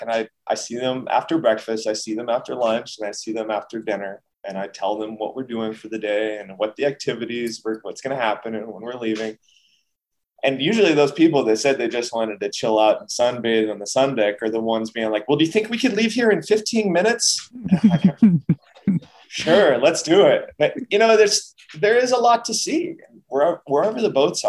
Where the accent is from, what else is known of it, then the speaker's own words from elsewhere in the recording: United States; being American